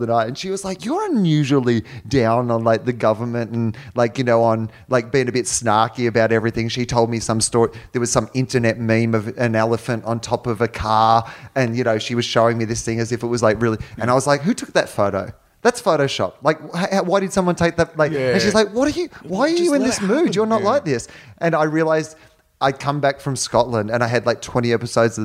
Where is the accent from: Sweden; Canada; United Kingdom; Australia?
Australia; moved away as an adult; now in United States; I've got my Australian, you know, passport